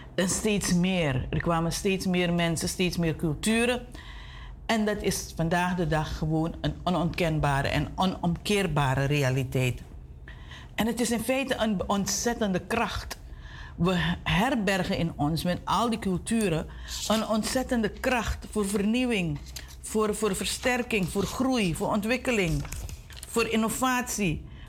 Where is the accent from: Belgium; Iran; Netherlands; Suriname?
Suriname; we als Surinamers